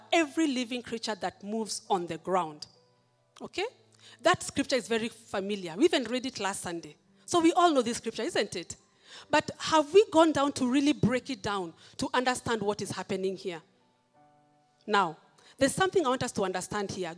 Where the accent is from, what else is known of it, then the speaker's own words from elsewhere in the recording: Kenya; I am a Kenyan. I'm proud to be